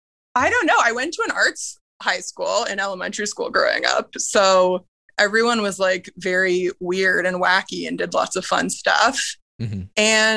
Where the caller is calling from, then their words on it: Toronto, Ontario, Canada; I'm calling from Toronto.